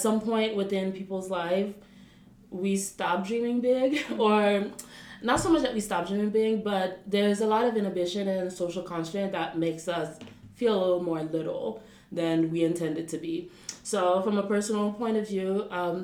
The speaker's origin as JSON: {"language": "English", "town": "Port-au-Prince", "region": "Ouest", "country": "Haiti", "tie": "born or raised there", "also_born_or_lived": "United States", "moved": "as an adult", "lives_now": "Paris, France", "said": "I was born in Port-au-Prince, Haiti, and raised in Haiti as well. I did primary school and secondary school in Port-au-Prince"}